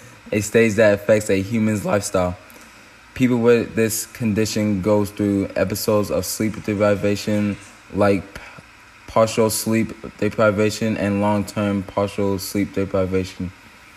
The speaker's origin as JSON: {"language": "English", "region": "Michigan", "country": "United States", "tie": "born or raised there", "said": "growing up in Michigan"}